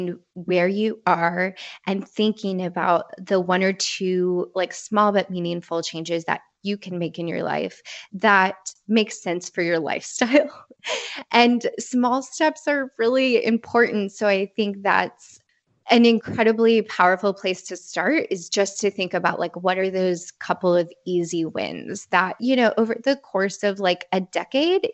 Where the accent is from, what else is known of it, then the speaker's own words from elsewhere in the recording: Midwest, United States; I grew up in the Midwest